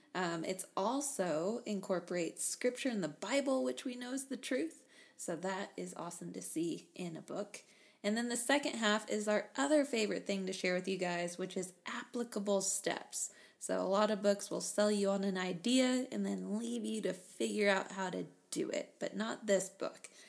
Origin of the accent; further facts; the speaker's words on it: Texas, United States; we're from Texas